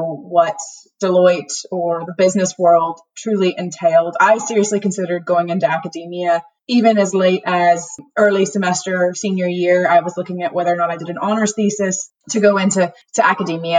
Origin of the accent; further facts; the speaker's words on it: southwest Louisiana, United States; moved away as an adult; also born or lived in Houston, Texas; now in Northern Ireland, United Kingdom; I grew up in rural Louisiana, southwest Louisiana, the heel of the boot